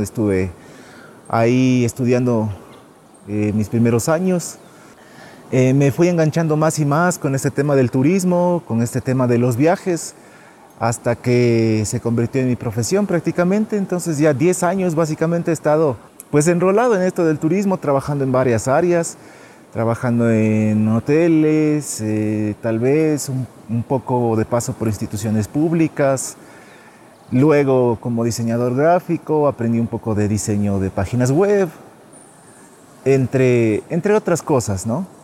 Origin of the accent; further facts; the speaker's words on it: San Gabriel, Carchi, Ecuador; Estoy cerca de mi ciudad natal, San Gabriel, a tres kilómetros nomás de San Gabriel